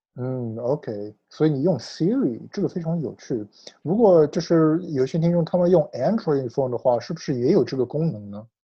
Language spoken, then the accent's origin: Chinese; United States; Chinese is a second language; 我小时候在美国长大，所以我，我说，我说中文有的时候也会一直有一些口音可以听出来